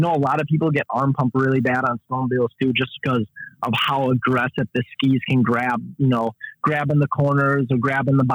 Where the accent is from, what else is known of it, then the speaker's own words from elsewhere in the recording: Kenosha, Wisconsin, United States; I'm from Kenosha, Wisconsin